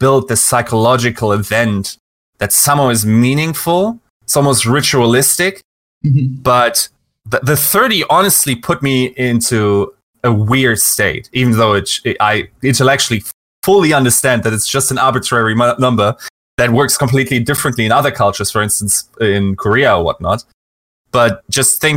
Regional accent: Düsseldorf, North Rhine-Westphalia, Germany; I grew up in Western Germany in North Rhine-Westphalia, and there in the capital city, Düsseldorf.

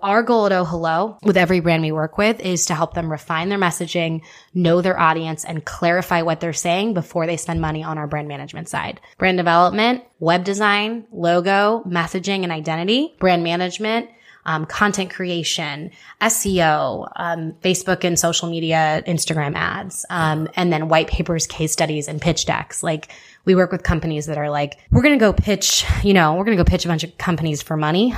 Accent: Houston, Texas, United States; moved away as an adult; also born or lived in Nebraska; I was born and raised in Houston, born and raised in Houston, eighteen years

